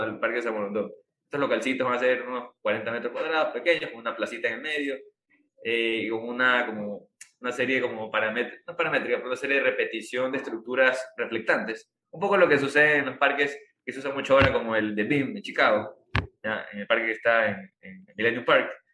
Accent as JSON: {"language": "Spanish", "town": "Guayaquil", "region": "Guayas", "country": "Ecuador", "lives_now": "Samborondón, Ecuador", "said": "como guayaquileños, como zamorondeños, que yo vivo acá"}